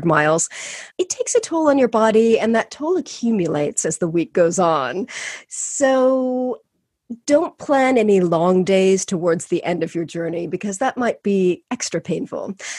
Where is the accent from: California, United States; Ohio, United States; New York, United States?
California, United States; moved away as an adult; also born or lived in Spain / Costa Rica / Mexico / Argentina; now in United Kingdom; So I grew up in California, had never been outside the United States until I was 21 years old